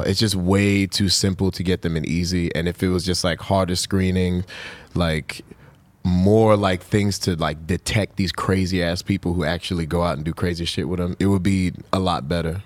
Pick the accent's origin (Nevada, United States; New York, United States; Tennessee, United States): New York, United States; I was born in New York